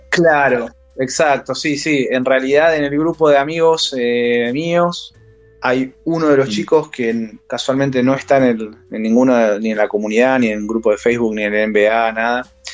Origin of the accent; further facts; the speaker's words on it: Buenos Aires, Argentina; soy de Cava, de Saavedra para ser exactos